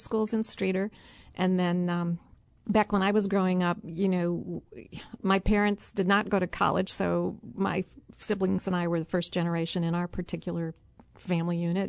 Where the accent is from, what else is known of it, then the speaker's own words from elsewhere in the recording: Streator, Illinois, United States; now in Urbana, United States; I grew up in LaSalle County on a farm